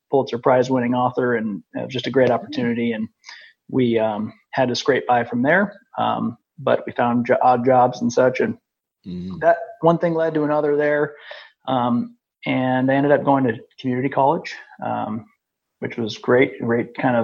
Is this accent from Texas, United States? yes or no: no; Iowa, United States; I grew up in Iowa, just an Iowa kid